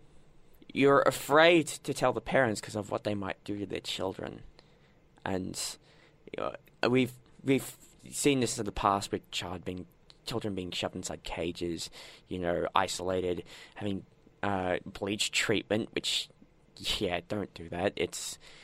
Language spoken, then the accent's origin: English; Australia